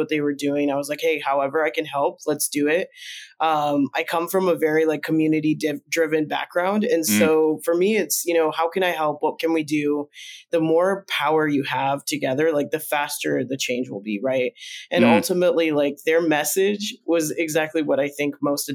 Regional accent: Minnesota and Nebraska, Midwest, United States; first language Spanish; moved away as an adult; also born or lived in Colombia; now in Portland, United States; I grew up in the Midwest, Minnesota and Nebraska primarily

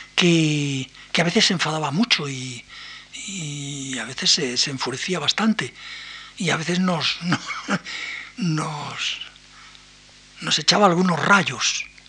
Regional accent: Spain; nosotros somos españoles

